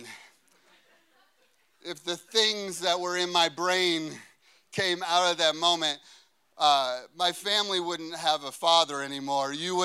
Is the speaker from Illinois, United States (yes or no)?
yes; Chicago, Illinois, United States; I'm a boy from Chicago